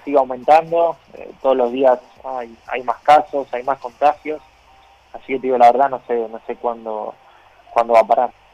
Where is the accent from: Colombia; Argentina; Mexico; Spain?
Argentina; Ciudadela, Buenos Aires Province; moved away as an adult; Yo trato siempre de volver a mis raíces, eh, de no olvidarme de dónde salí, de Ciudadela, de mi barrio